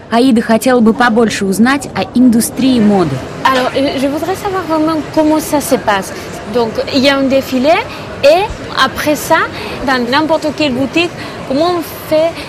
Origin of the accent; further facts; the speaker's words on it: Bilbao, Basque Country, Spain; French is a second language; moved away as an adult; now in Paris, France; j'ai 32 ans, je viens de Bilbao.